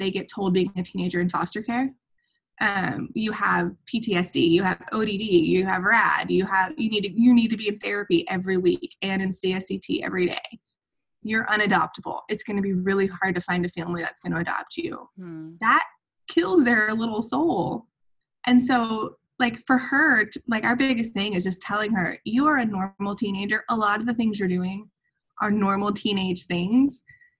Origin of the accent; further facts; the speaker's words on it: Atlanta, Georgia, United States; now in Montana, United States; we go back to Atlanta